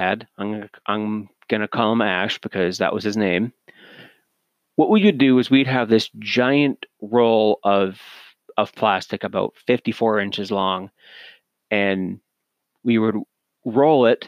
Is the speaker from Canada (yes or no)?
yes; Canada; as Canadian myself